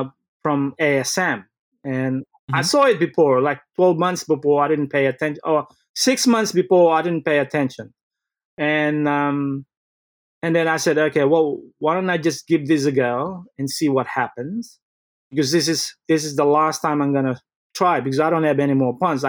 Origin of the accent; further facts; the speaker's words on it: Philippines; now in Sydney, Australia; I was born in the Philippines